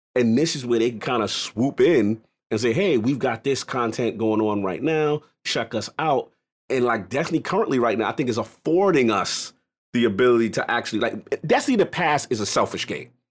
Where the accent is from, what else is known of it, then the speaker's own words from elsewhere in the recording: New York City, New York, United States; I'm a New Yorker. That's just, you know, that's where I'm in, Bronx, New York